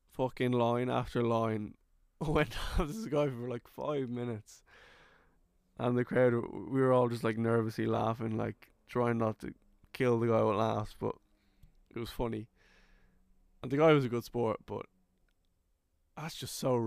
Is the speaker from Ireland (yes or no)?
yes; Kildare, Leinster, Ireland; accent: Irish